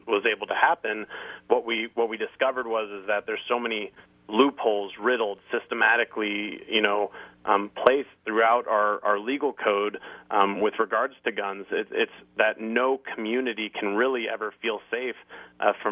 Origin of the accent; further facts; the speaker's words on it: Thousand Oaks, California, United States; I'm from Thousand Oaks, California